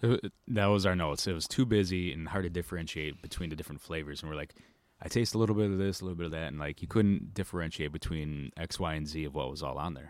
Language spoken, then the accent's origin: English; Midwest, United States; I'm from the Midwest.